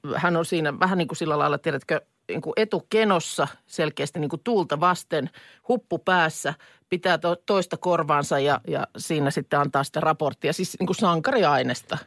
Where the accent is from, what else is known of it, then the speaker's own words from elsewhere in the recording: Lahti, Päijät-Häme, Finland; meillä Lahdessa